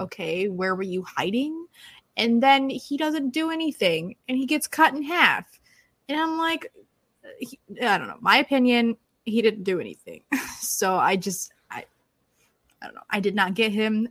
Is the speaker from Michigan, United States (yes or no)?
yes; Michigan, United States; now in Florida, United States; I'm from Michigan, so I'm used to a much colder temperature